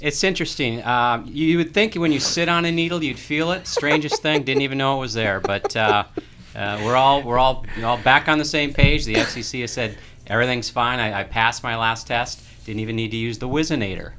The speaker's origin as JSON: {"language": "English", "region": "Minnesota", "country": "United States", "tie": "born or raised there", "said": "I'm I'm from the Midwest. I, I was born and raised in Minnesota"}